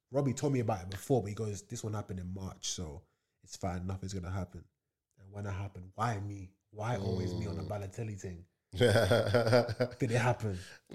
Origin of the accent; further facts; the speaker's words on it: Leiden, South Holland, Netherlands; born there; So I was born in Leiden in Holland, so.